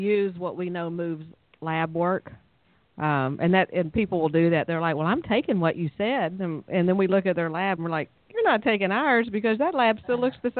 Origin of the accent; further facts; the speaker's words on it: Fort Worth, Texas, United States; accent: southern drawl; moved away as an adult; now in East Texas, United States; I don't know how I got stuck in East Texas, but I am from Fort Worth also